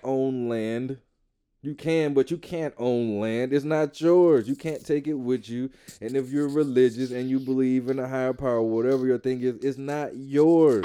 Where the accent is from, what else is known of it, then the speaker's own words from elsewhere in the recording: Atlanta, Georgia, United States; I grew up in the South. I grew up in Atlanta.